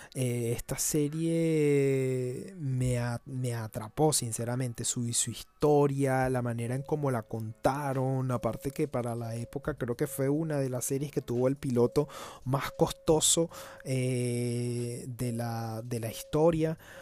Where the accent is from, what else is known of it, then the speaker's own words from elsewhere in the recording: Venezuela; cuando era niño eh, estando en Venezuela